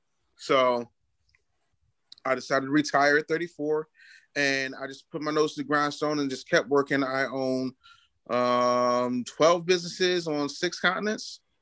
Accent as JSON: {"language": "English", "town": "Philadelphia", "region": "Pennsylvania", "country": "United States", "also_born_or_lived": "19 states", "said": "No, I'm from Philly, you know. Okay. It's all I know. I love Philadelphia. It's my home. Lived in 19 states, but like, I love this place. I'm here now."}